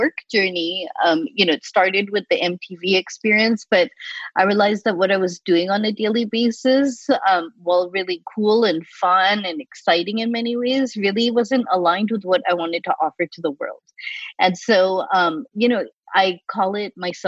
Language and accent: English; Boston, Massachusetts, United States; moved away as an adult; also born or lived in Chicago; my brother and I, we grew up in Boston